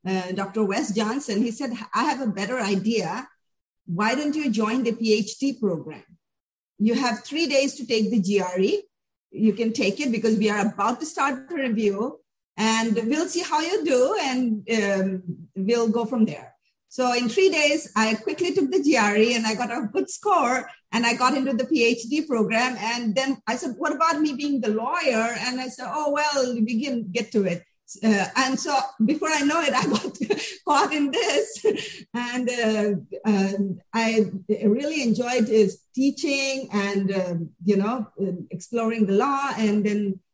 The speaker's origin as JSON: {"language": "English", "country": "India", "also_born_or_lived": "New Delhi", "moved": "as an adult", "lives_now": "United States", "said": "I come from India."}